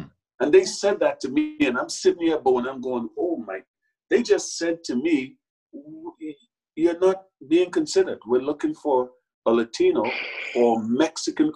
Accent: Trinidad & Tobago; moved away as an adult; also born or lived in New York; now in United States; I grew up in a Trinidad and Tobago that's so much smaller

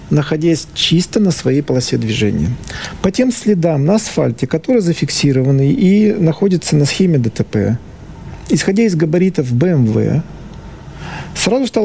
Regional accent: Kirov, Kirov Oblast, Russia; На меня вышли кировчане, потому что сам я родом из Кирова.

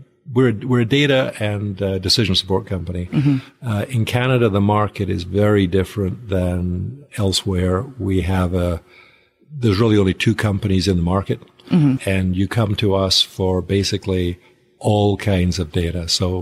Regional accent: Nigeria; also born or lived in near Glasgow, United Kingdom; Originally near Glasgow, but I grew up out in Nigeria, so the accent tends to go all over the place.

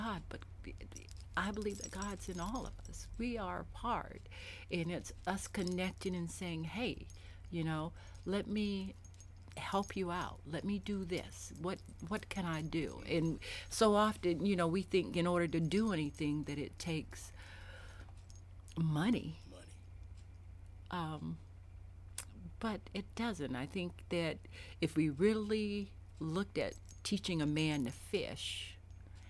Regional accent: the South, United States; now in Richmond, United States; I grew up in the South, and when I grew up, even though I knew my neighbors, and I lived in the projects

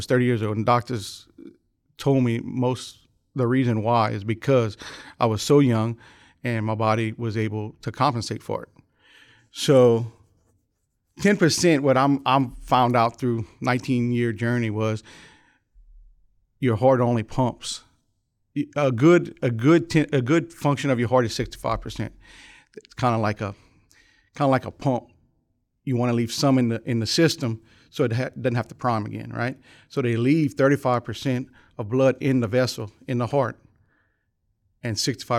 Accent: Youngsville, Louisiana, United States; Lafayette, Youngsville, Louisiana.

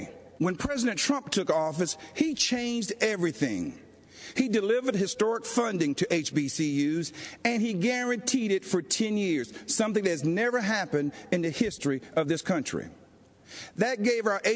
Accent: Laurel Hill, North Carolina, United States; moved away; also born or lived in Georgia; I grew up in the South, in Laurel Hill, North Carolina, Scotland County, the Green Pond community to be exact.

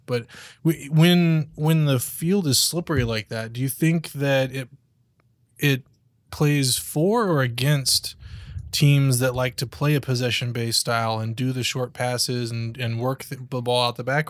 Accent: Oklahoma, United States; moved away; I'm, I'm from Oklahoma

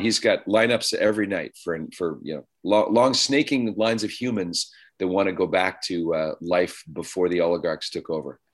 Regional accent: Ottawa, Ontario, Canada; moved away as an adult; also born or lived in Toronto / Steubenville, Ohio; now in California, United States; I was raised in Canada

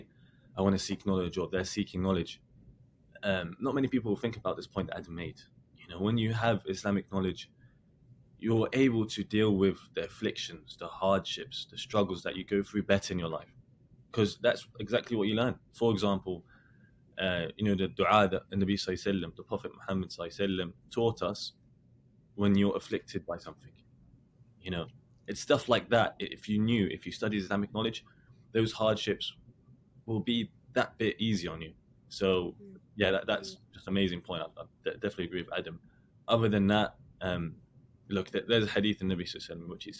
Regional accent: London, United Kingdom; moved away as an adult; now in Medina, Saudi Arabia; I was born and raised in London

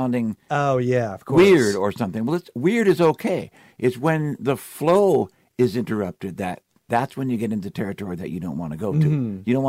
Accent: Cupertino, California, United States; also born or lived in Palo Alto, California; now in Seattle, United States; I grew up in Cupertino. I was born in Palo Alto, but I left when I was like a year and a half old, something like that. Grew up in Cupertino.

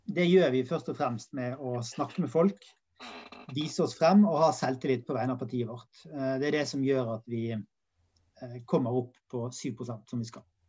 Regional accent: Bergen, Vestland, Norway; der jeg kommer fra, i Åsane

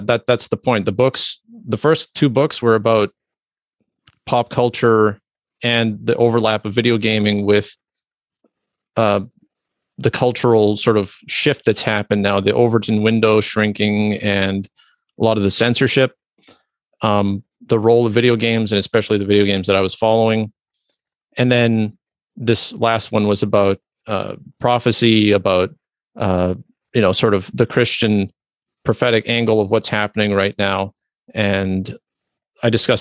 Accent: Canada; I'm a Canadian

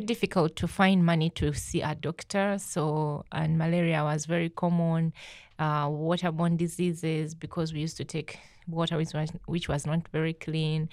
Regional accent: Uganda; moved away; my life growing up in Uganda is not fun

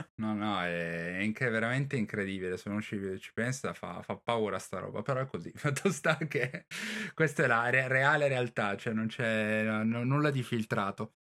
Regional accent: Turin, Piedmont, Italy; io sono di Torino

